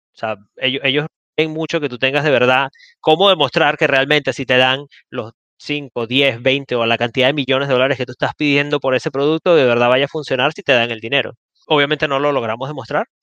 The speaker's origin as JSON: {"language": "Spanish", "country": "Venezuela", "said": "yo soy de Venezuela"}